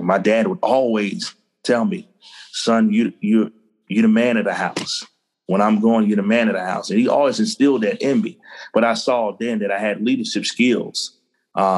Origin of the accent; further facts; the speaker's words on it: Cross, South Carolina, United States; moved away as an adult; also born or lived in Eadytown, South Carolina / Charleston, South Carolina / Columbia, South Carolina; now in Nashville, United States; growing up in Cross, South Carolina, in the big city of Cross, South Carolina, where I went to high school. But I'm a native of Edytown, South Carolina.